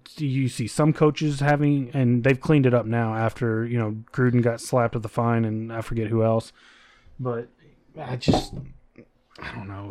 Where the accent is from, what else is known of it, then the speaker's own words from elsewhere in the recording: United States; as Americans